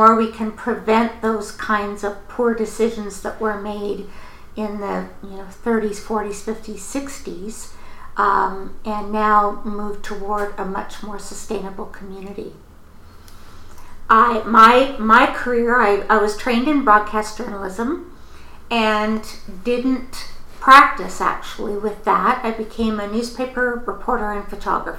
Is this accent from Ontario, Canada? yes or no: no; Kelowna, British Columbia, Canada; I was born in Kelowna.